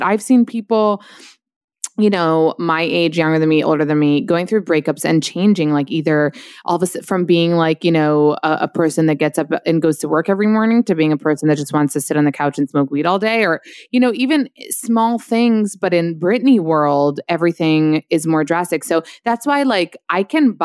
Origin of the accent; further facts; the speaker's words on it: New York, United States; I'm like probably from New York.